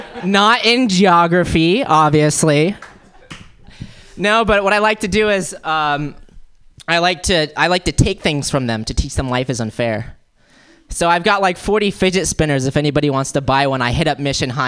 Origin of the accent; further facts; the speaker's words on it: Florida, United States; moved away as an adult; also born or lived in Wisconsin; I'm from Florida. I grew up in Florida, and I went to school there, and then after school I ended up moving to Wisconsin, got my first taste of the Midwest